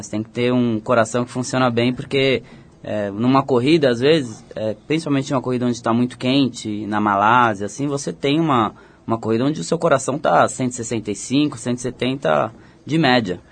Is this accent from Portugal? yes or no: no; Botucatu, São Paulo, Brazil; eu fui pra, pra Botucatu, eu ah. tinha 5 anos de idade, eu nasci em São Paulo, mas fui pra lá, eu tinha 5 anos de idade e cresci lá.